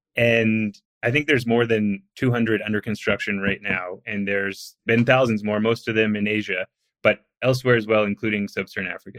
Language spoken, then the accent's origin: English; outside Vancouver, British Columbia, Canada; I'm from outside Vancouver